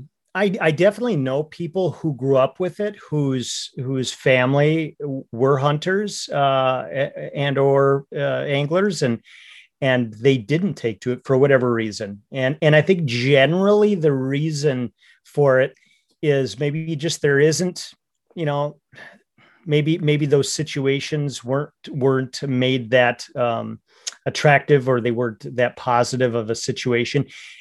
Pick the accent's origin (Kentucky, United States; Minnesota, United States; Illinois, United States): Minnesota, United States; I grew up in North Central Minnesota in the heart of the lakes area, which is a very big fishing culture and hunting culture.